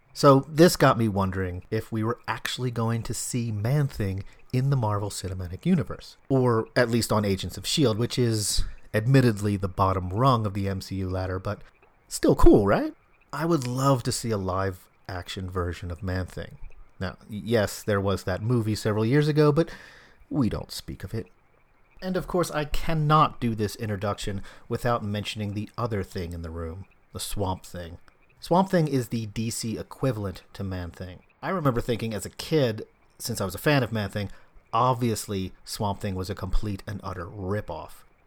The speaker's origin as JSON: {"language": "English", "town": "Philadelphia", "region": "Pennsylvania", "country": "United States", "tie": "born or raised there", "said": "I grew up in Philadelphia"}